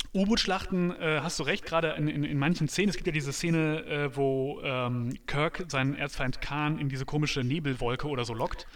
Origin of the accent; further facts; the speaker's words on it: North Rhine-Westphalia, Germany; ich komme ja vom, vom Land, vom Niederrhein